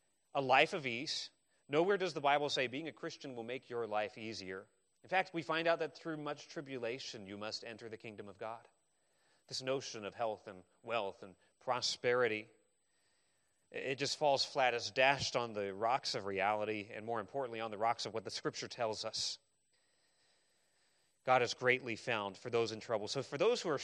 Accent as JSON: {"language": "English", "region": "Arizona", "country": "United States", "tie": "born or raised there", "said": "I grew up in Arizona."}